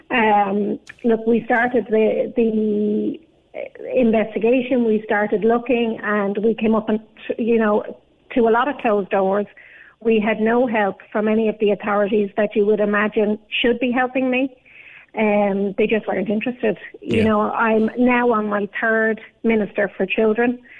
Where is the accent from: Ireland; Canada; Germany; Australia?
Ireland; born there; I was born in the Loud Hospital in 1972 um, on my birth cert, it says that I was born at the address of a doctor's surgery in Carrickmacross.